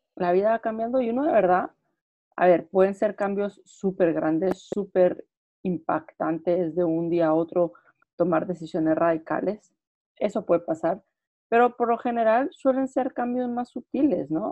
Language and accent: Spanish; Guatemala; moved away as an adult; also born or lived in United Kingdom; now in Madrid, Spain; yo soy de Guatemala, vivo en Madrid ahora